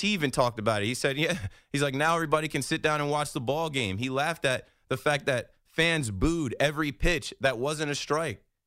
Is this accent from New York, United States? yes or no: no; New Jersey, United States; I'm from Jersey.